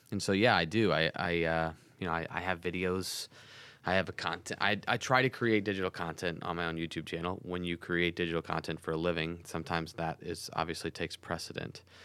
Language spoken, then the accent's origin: English; St. Louis, Missouri, United States; I'm from Saint Louis